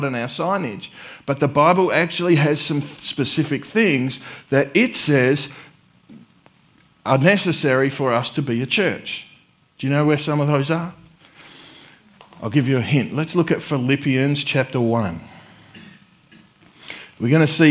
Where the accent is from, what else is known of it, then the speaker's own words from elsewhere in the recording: Adelaide, South Australia, Australia; now in Warrnambool, Australia; I'm from Adelaide, where it rains like twice a year